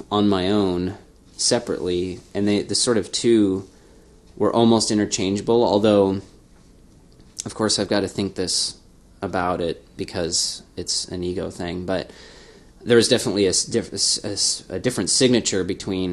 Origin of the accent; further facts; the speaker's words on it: Spokane, Washington, United States; growing up, you know, in Spokane and being 13, 14